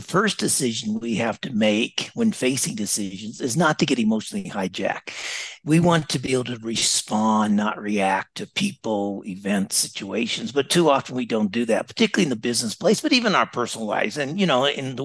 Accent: Las Vegas, Nevada, United States; moved away as an adult; also born or lived in Dallas / Singapore / Melbourne, Australia; I grew up in Las Vegas

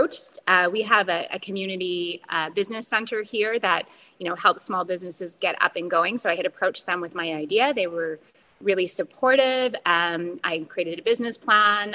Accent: Bathurst, New Brunswick, Canada; also born or lived in Toronto; I had traveled home to my hometown a couple times and reconnected with a guy that I had went to high school

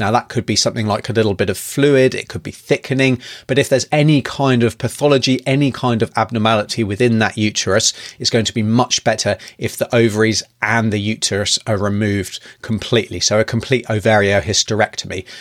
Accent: United Kingdom; now in New Zealand; originally from the U K, as you can probably tell by my accent

